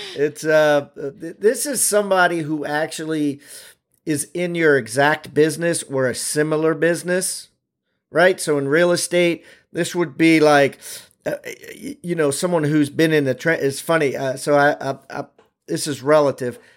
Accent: Maryland, United States; I'm from Maryland.

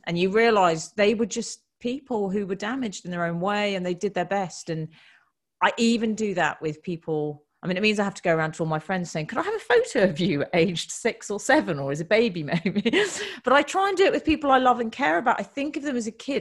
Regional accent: United Kingdom; We're British women

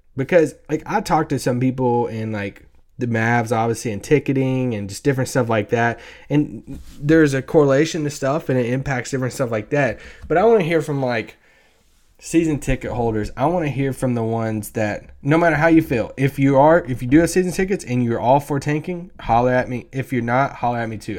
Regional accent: Central Kentucky, United States; I grew up in Central Kentucky.

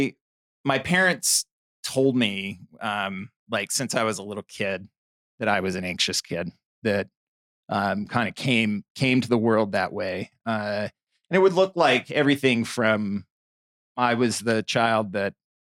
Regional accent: Bountiful, Utah, United States; also born or lived in Provo, Utah; I grew up in Bountiful, Utah

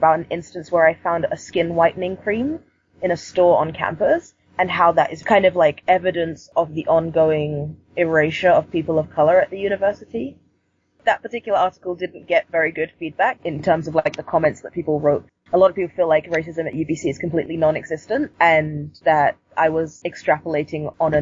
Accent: London, United Kingdom; now in Vancouver, Canada; Originally, I'm from London, and London is a lot more diverse than Vancouver, I would say. I grew up in a predominantly black community

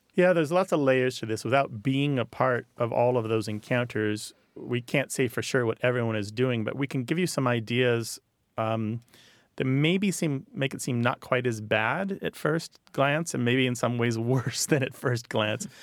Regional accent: United States; accent: American; also born or lived in France; my American accent

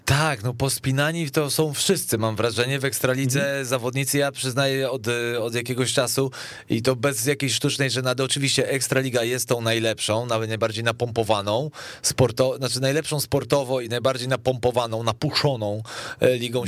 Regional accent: Poland

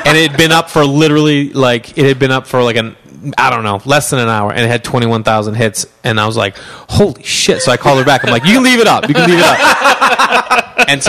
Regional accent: Stoneham, Massachusetts, United States; accent: Boston; now in Los Angeles, United States; Yeah, Massachusetts. I grew up in Stoneham, Mass.

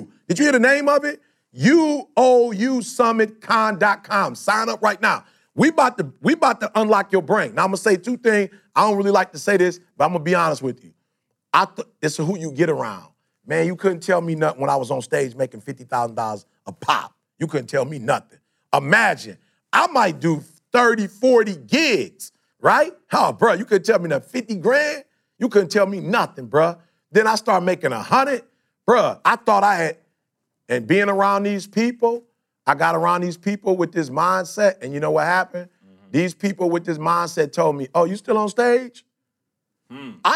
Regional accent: Detroit, Michigan, United States; I'm from Detroit

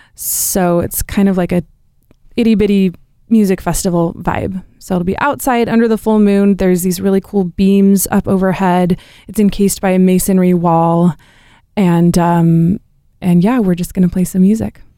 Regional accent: Hood River, Oregon, United States; now in Portland, United States; I grew up in a town, um, called Hood River

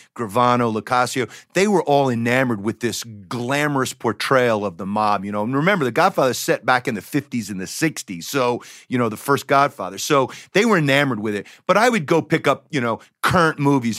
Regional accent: Decatur, Georgia, United States; I grew up in the Decatur, Georgia.

